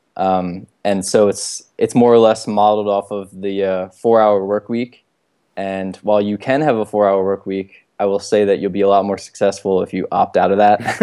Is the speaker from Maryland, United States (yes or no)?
yes; Baltimore, Maryland, United States; I'm born and raised here in Baltimore